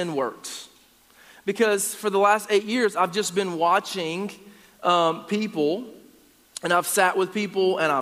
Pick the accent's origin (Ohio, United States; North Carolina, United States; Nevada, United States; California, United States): North Carolina, United States; Gastonia; now in Upstate South Carolina, United States; I'm originally from Gastonia, North Carolina